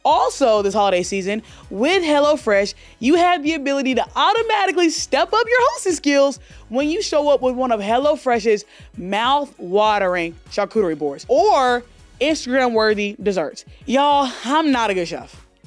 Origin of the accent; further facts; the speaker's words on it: Alabama, United States; moved away; I grew up in Alabama